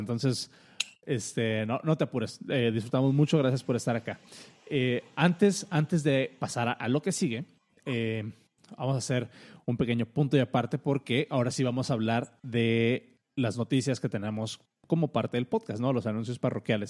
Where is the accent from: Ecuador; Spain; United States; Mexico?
Mexico; a nosotros como mexicanos o como latinos